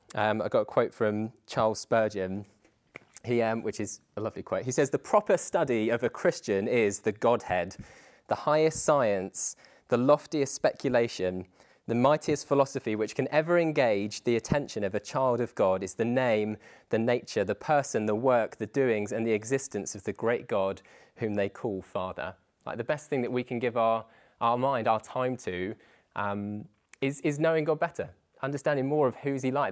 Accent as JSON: {"language": "English", "town": "Dover", "region": "South East England", "country": "United Kingdom", "tie": "born or raised there", "moved": "as an adult", "lives_now": "Chichester, United Kingdom", "said": "I grew up in Dover, just along like on the south coast. It's basically as southeast as you can go in the UK"}